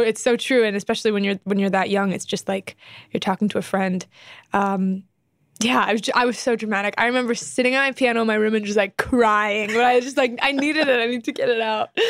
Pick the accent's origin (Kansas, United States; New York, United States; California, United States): California, United States; Temecula; I was born in Temecula, California, which is about two hours out of L